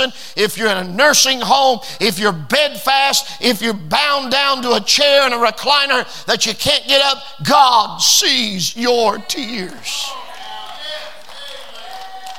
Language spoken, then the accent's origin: English; United States; I was born in America